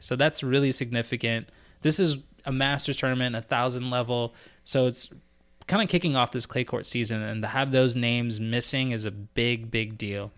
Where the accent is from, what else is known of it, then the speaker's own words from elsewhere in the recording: United States; as an American